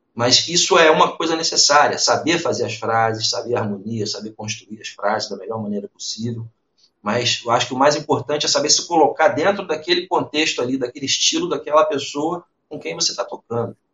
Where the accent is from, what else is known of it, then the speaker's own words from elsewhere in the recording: Niterói, Rio de Janeiro, Brazil; eu sou de Niterói